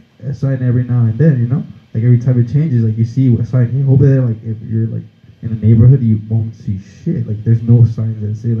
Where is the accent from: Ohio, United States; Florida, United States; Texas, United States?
Texas, United States; El Paso; born there; also born or lived in Mexico City, Mexico / Juarez, Mexico; I was born here in El Paso, and then I went to Mexico City to live for a couple of years. Came to Juarez, and then I came back to El Paso.